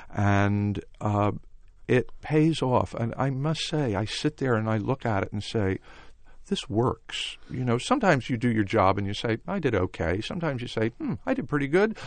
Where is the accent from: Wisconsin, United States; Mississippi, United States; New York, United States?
New York, United States; Rye; I grew up just outside of New York in a town called Rye, New York